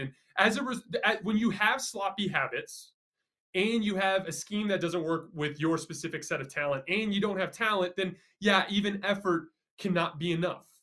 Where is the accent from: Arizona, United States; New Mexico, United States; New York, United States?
Arizona, United States; Tucson; I'm from Tucson